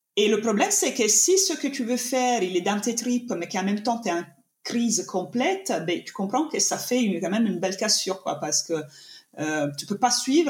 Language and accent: French; Italy; accent: Italian; French is a second language; now in France; je suis italienne, ça s'entend de mon accent, j'imagine